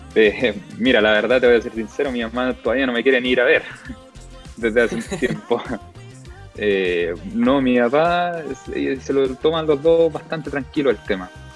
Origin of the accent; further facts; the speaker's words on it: Chile; soy el único chileno que está haciendo esto en ATV